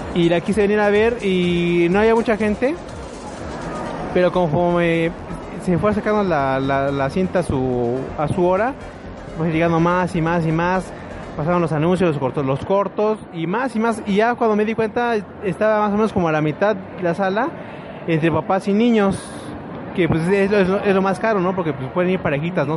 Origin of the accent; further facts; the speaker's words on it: Mexico; si no somos los mexicanos